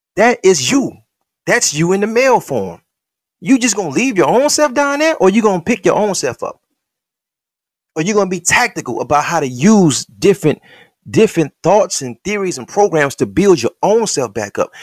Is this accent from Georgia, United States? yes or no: no; Detroit, Michigan, United States; when I was in Henry Ford High School, in them nineties